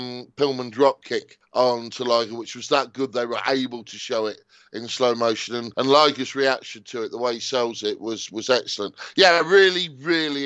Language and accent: English; United Kingdom; as a Brit